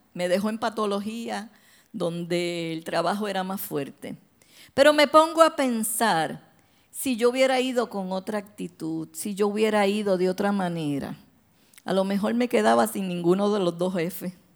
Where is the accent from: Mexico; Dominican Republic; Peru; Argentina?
Dominican Republic; Santo Domingo; moved away; yo me crié en Santo Domingo